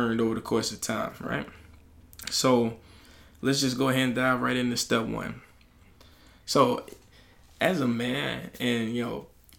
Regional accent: Alabama, United States; I'm from Alabama

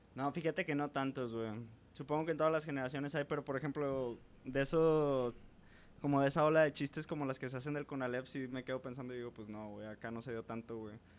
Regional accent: San Nicolás de los Garza, Nuevo León, Mexico; yo soy un morro de San Nicolás, panista conservador católico

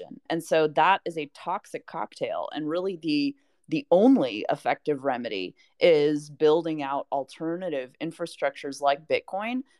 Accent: United States; I, as an American citizen

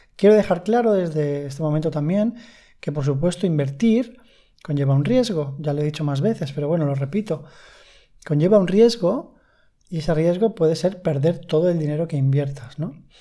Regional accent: Spain; en España hablo, que es de donde soy

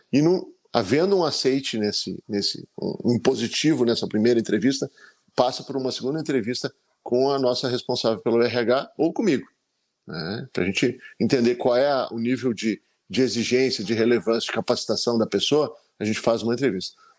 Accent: Gramado, Rio Grande do Sul, Brazil; voltar para minha terra natal

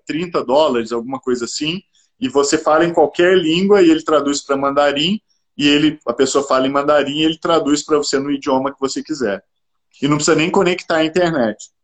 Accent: Minas Gerais, Brazil; Eu sou mineiro

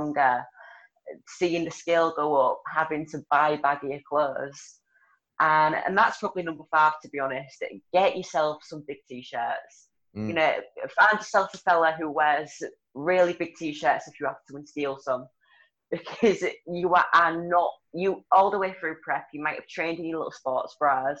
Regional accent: Hull, Yorkshire and the Humber, United Kingdom; accent: broad; also born or lived in Leeds area, West Yorkshire; now in Leeds, United Kingdom; So I'm from Hull in Yorkshire. I live in West Yorkshire now, so I'm like Leeds area

